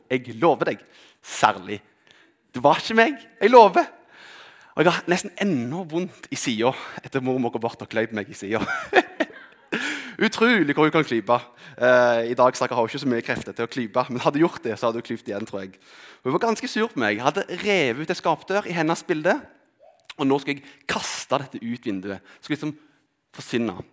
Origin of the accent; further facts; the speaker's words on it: Rogaland, Norway; also born or lived in Telemark; Kanskje er det fordi vi flytta fra Telemark til Rogaland.